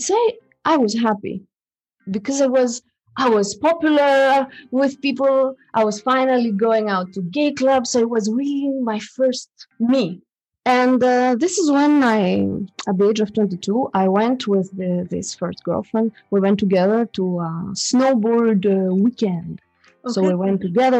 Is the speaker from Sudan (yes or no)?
no; Greece; now in Switzerland; I come from Greece, and I'm coming from a Greek father and a French mother. This is how I came. But I've been raised in Greece